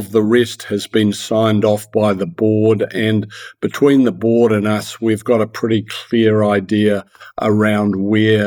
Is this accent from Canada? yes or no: no; Manawatū-Whanganui, New Zealand; also born or lived in Oxford, United Kingdom; I grew up in the Manawatū